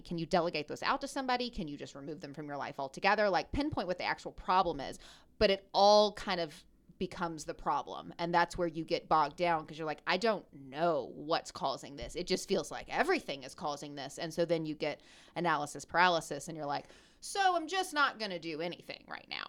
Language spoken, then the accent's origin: English; Memphis, Tennessee, United States; I'm from Memphis, Tennessee.